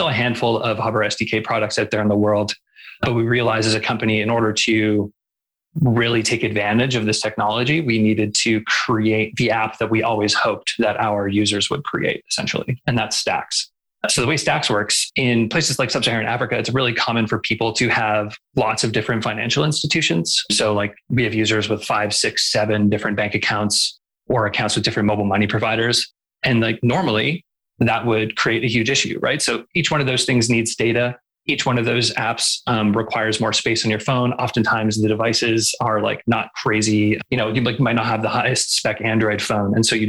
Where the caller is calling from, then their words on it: Calgary, Alberta, Canada; I'm calling in from Calgary, which is in the Treaty 7 region of Southern Alberta.